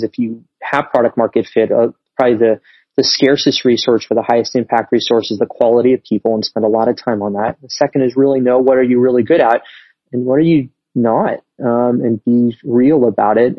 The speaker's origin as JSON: {"language": "English", "town": "Las Vegas", "region": "Nevada", "country": "United States", "tie": "born or raised there", "also_born_or_lived": "China", "moved": "as an adult", "said": "I was born and raised in Las Vegas, lived there for 18 years."}